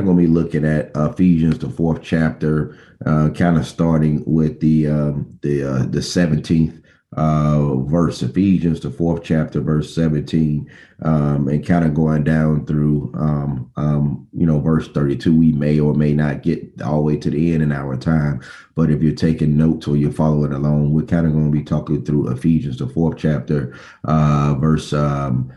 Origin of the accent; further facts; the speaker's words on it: Bessemer, Alabama, United States; When I was a student, young man growing up in Bessemer, Alabama